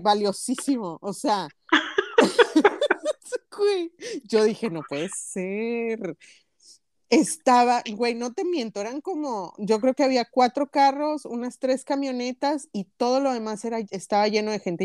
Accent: Linares, Nuevo León, Mexico; las crónicas de mi pueblo

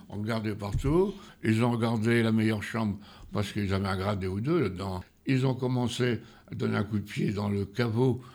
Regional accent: Feuguerolles-Bully, Normandy, France; also born or lived in Saint-Martin; je suis né uniquement à Feugrolles

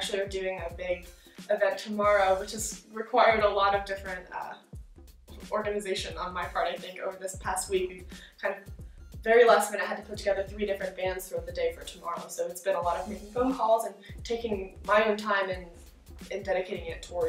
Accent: Virginia, United States; moved away as an adult; also born or lived in Washington, D.C.; now in Oklahoma, United States; I'm originally from Virginia, so I grew up a little bit, the culture's a little bit different where I grew up

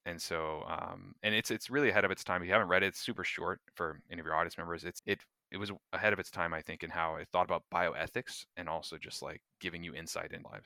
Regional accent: North Florida, United States; I grew up in North Florida along with Taylor, uh, small town, uh, about ten thousand people or so

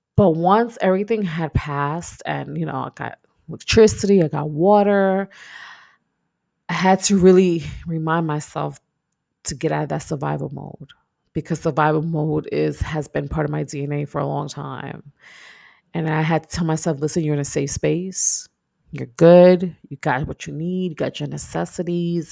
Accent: New York, United States; moved away as an adult; now in Texas, United States; I'm from New York, so it gets cold.

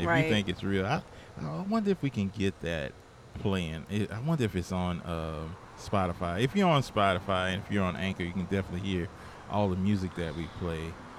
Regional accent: New Orleans, Louisiana, United States; I'm from New Orleans.

